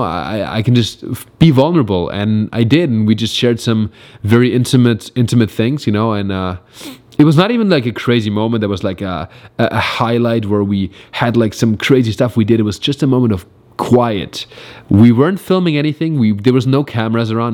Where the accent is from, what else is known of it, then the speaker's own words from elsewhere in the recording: Germany; also born or lived in New York; now in Los Angeles, United States; stayed mainly between Berlin and my hometown in Germany